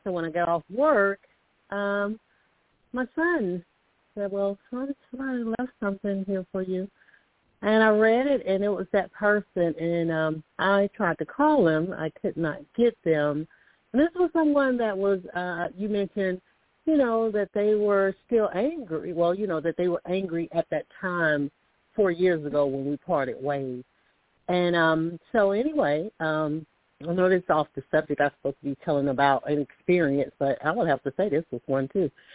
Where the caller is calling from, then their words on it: Alabama, United States; I'm calling from Alabama